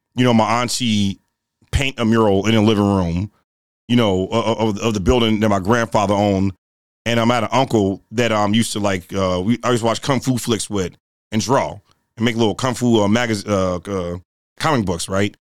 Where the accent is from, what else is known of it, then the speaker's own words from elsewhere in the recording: Chicago, Illinois, United States; I grew up in, um, Woodlawn, in the Woodlawn community. Uh, that's east of the Dan Ryan, the south side of Chicago